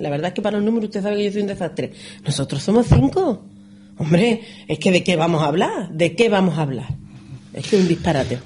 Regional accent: Ronda, Andalusia, Spain

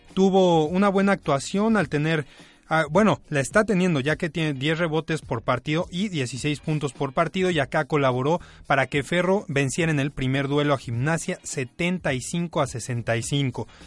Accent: Mexico

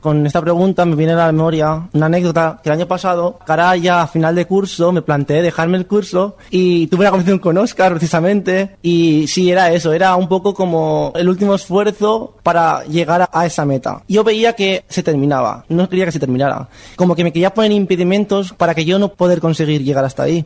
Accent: Burriana, Valencian Community, Spain; moved away as an adult; now in Valencia, Spain; Soy de Burriana, pero estoy en un piso de estudiantes y este es mi primer año en Valencia

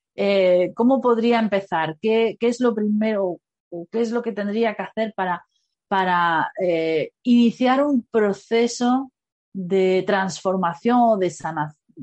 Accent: Granada, Andalusia, Spain; yo soy de Granada

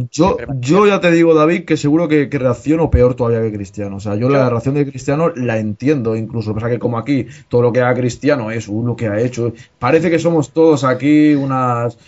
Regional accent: Barcelona, Catalonia, Spain; los que somos de Barcelona más todavía, los que somos de aquí

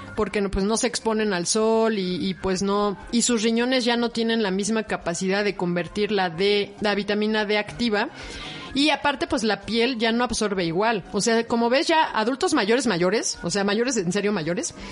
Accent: Mexico; también somos mexicanos, somos morenos

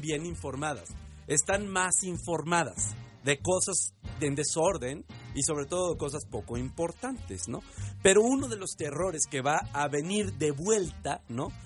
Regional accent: Mexico

